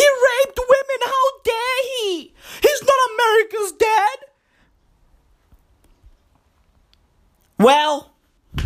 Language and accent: English; South Africa; I live in South Africa. I'm South African